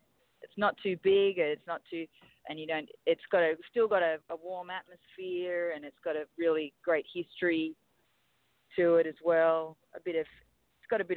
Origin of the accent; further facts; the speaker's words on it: Sydney, New South Wales, Australia; moved away as an adult; now in Los Angeles, United States; The town that I grew up in Australia, in Sydney, you might know it if you've been there, called Balmain.